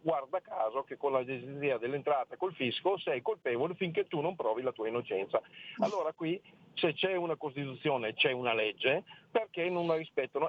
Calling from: Friuli-Venezia Giulia, Italy; chiamo dal Friuli

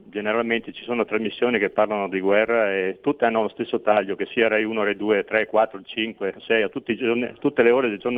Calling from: Veneto, Italy; pronto, ciao, senti … da Veneto.

